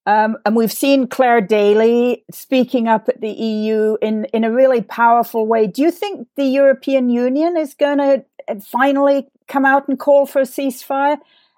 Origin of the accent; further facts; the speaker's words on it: England, United Kingdom; now in United States; You know, I grew up in England, although I live here in the United States now